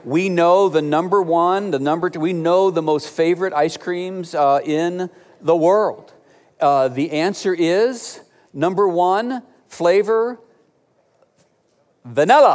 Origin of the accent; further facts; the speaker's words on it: Cleveland, Ohio, United States; moved away; Growing up in Cleveland, Ohio